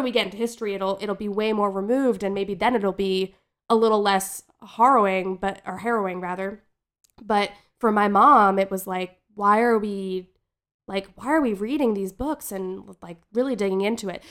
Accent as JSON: {"language": "English", "region": "New Jersey", "country": "United States", "tie": "born or raised there", "said": "growing up in New Jersey in the nineties"}